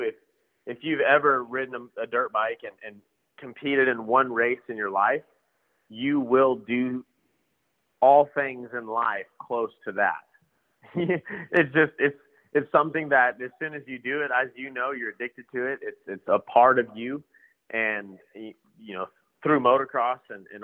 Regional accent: South Texas, United States; Growing up in South Texas

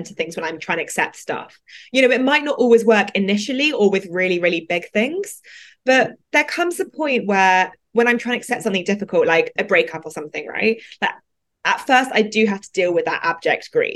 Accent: London, United Kingdom; I grew up in London in a particular, not very like Indian part of London

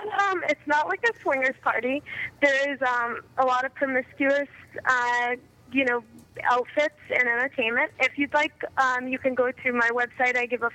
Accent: Boston, Massachusetts, United States; also born or lived in New England / South Shore, Massachusetts; I'm originally from the Boston area. I've been all around New England, and now I'm down in the South Shore, which I actually love a lot.

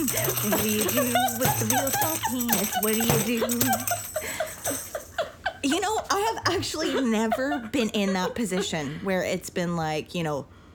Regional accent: Interlake, Manitoba, Canada; I'm from the Interlake, too.

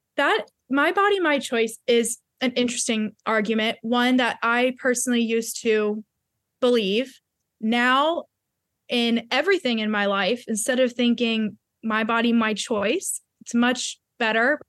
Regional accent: Baltimore, Maryland, United States; I went to a secular private school growing up outside of Baltimore, Maryland

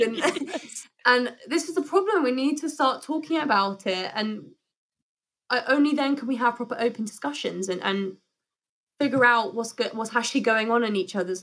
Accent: United Kingdom; we're very British.

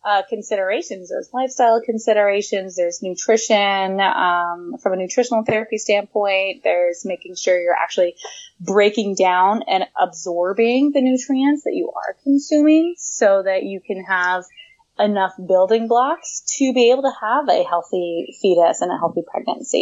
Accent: Portland, Oregon, United States; moved away as an adult; now in Southern California, United States; I left my hometown of Portland, Oregon in January, and now I'm in Southern California

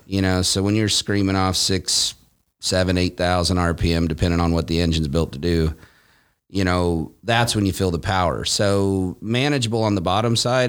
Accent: Callaway, Nebraska, United States; moved away as an adult; also born or lived in Iowa; now in California, United States; I was born in Iowa and then I, uh, grew up in Nebraska

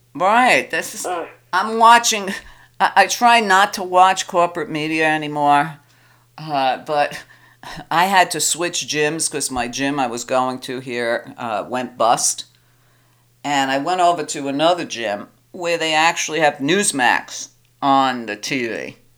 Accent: New York, United States; I'm a woman, I'm Italian, I'm from New York.

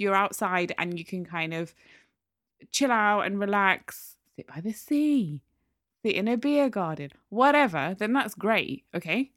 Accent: Newcastle upon Tyne, North East England, United Kingdom; I'm from Newcastle.

